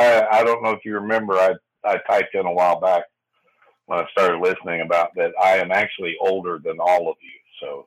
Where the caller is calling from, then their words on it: West Virginia, United States; I actually live in West Virginia. West Virginia. Yes, sir.